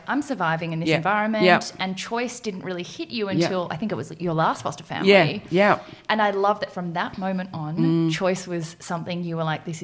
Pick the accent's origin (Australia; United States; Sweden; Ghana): Australia; also born or lived in South Korea; I was adopted from South Korea, but then brought here. I mean, I was 4 or 5 months old, have very little recollection of the orphanage there, and was brought up by a white Australian family